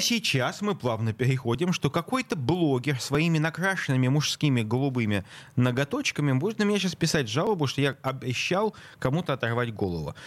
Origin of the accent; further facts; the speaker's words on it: Saint Petersburg, Russia; я петербуржец